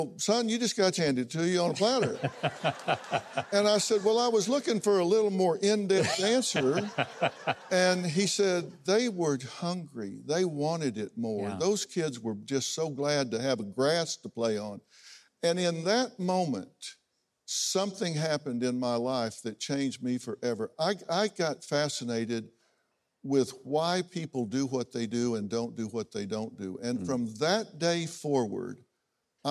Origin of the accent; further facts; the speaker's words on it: United States; also born or lived in Oklahoma; I grew up in Texas and Oklahoma.